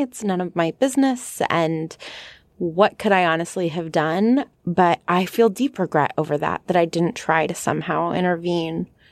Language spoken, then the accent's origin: English; California, United States; I come from California